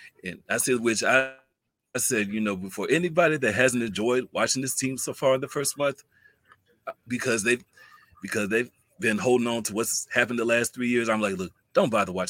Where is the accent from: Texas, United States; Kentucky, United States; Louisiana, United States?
Kentucky, United States; Hopkinsville; now in Evansville, United States; I'm also a Kentucky native myself